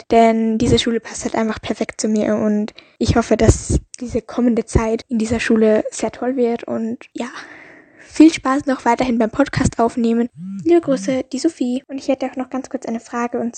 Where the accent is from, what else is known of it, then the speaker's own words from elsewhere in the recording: Austria; ich bin 14 Jahre alt und bin